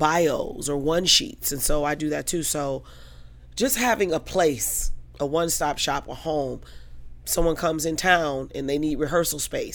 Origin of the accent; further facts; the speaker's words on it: Detroit, Michigan, United States; Detroit, okay. Born and raised. Okay. Just wanted to make sure. Yeah, okay. Lower East Side, the bottom is what we call it.